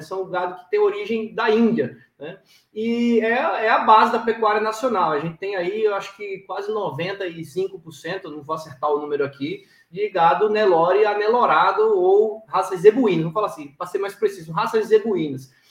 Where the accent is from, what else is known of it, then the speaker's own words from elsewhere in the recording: Maceió, Alagoas, Brazil; eu sou um cara que nasci na cidade, cresci na cidade, mas dizer, na praia, né, da capital, em Maceió